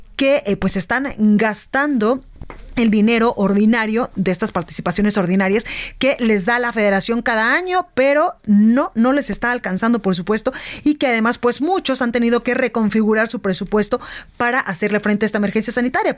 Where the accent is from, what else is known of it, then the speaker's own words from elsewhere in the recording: Guadalajara, Jalisco, Mexico; now in Mexico City, Mexico; en Guadalajara, Jalisco, en La Perla, Tapatía, en mi tierra